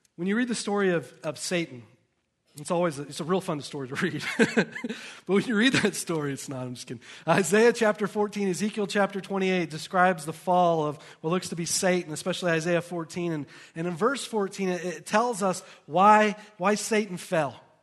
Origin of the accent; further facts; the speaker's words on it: the South, United States; now in Lehi, United States; I grew up in the South, in a very poor environment